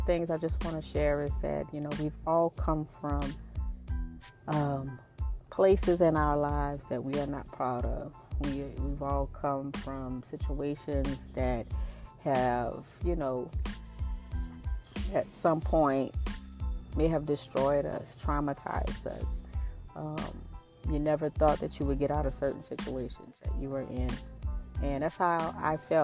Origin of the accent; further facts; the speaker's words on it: New Orleans, Louisiana, United States; moved away as an adult; also born or lived in Kansas / Tulsa, Oklahoma; now in Dallas, United States; I grew up in New Orleans, Louisiana, up until I was 18.